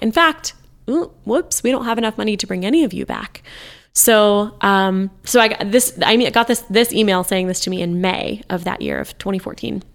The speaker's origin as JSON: {"language": "English", "country": "United States"}